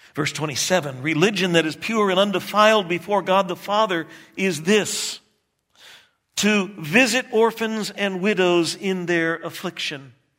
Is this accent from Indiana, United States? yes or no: no; Texas, United States; moved away; I grew up in Texas